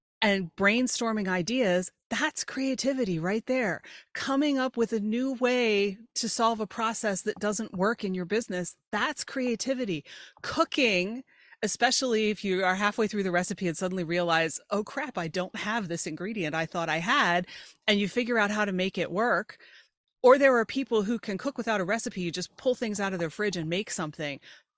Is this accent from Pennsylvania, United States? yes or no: yes; York, Pennsylvania, United States; I grew up in York, Pennsylvania, which is south central Pennsylvania, about an hour north of Baltimore, 2 hours west of Philly.